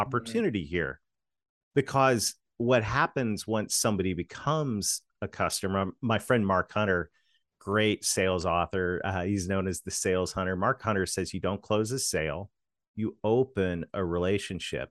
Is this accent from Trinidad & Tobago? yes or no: no; Canada; moved away; in my home country of Canada, this strange accent you hear, I'm a Canadian kid that married a Southern girl